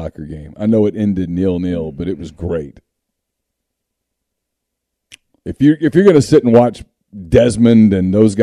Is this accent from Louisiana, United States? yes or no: yes; Louisiana, United States; I grew up in Louisiana